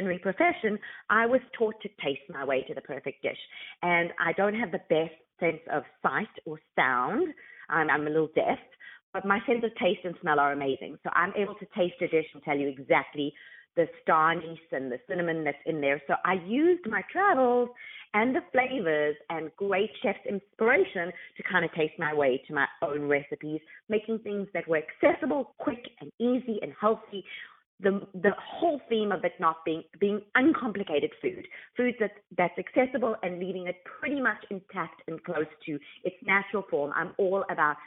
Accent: South Africa; moved away as an adult; now in California, United States; Growing up in South Africa

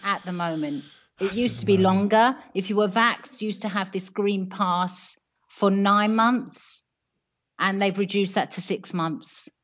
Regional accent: United Kingdom; moved away as an adult; now in Italy; I'm British. Um, I live here because I married uh, a local man and I brought up my family here

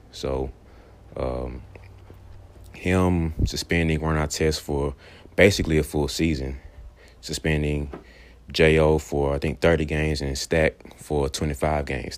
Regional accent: Birmingham, Alabama, United States; I'm from Birmingham, Alabama

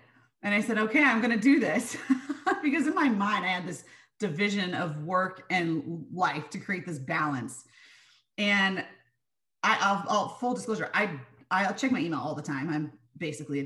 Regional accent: San Diego, California, United States; growing up in San Diego

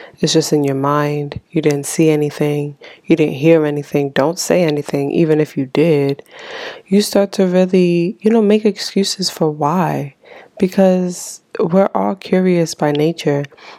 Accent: Haiti; born there; You know, especially immigrant parents, you know, me especially, because I was born in Haiti.

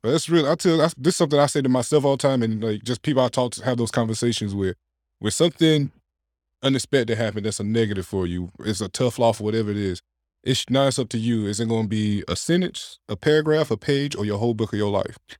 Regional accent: Clayton, North Carolina, United States; also born or lived in Wilson, North Carolina; I'm not from Johnson County originally, but I went to high school in Johnson County

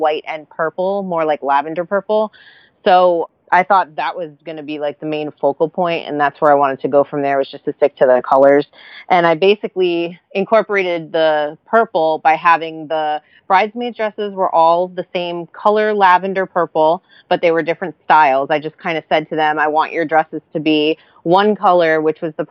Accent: New York, United States; moved away; I'm a New Yorker

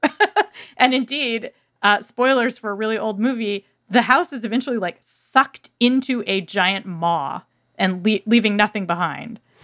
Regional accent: Irvine, California, United States; the city where I grew up in Irvine

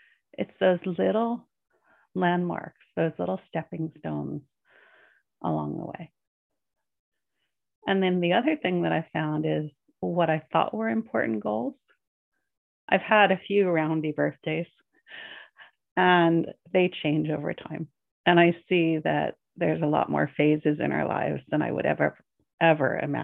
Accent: Northeast of America, United States; moved away as an adult; I was raised in the Northeast of America, which is very goal oriented.

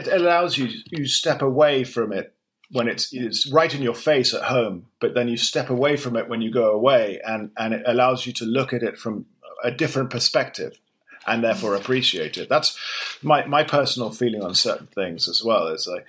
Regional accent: London, United Kingdom; I'm born and raised in London, unusual, but I was born and raised as an English person in London.

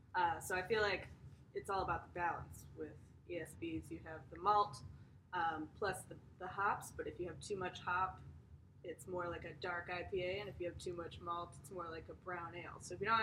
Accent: United States; And we're American

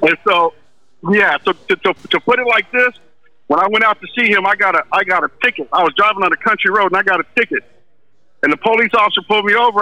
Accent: Los Angeles, California, United States; I'm from Venice

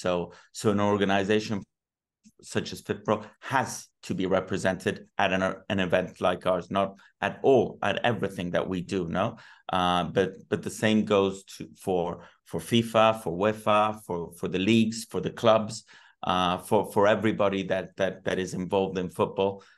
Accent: Rome, Lazio, Italy; now in Madrid, Spain; I was born in Rome

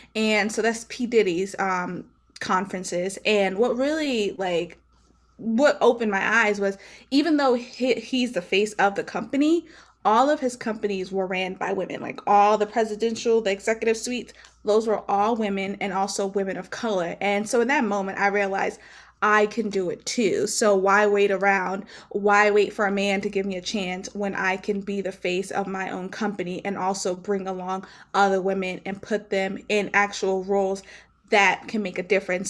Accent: Maryland, United States; I'm from Maryland. So Maryland is not a musical ci-, state. It's, where I'm from is not a musical city as well.

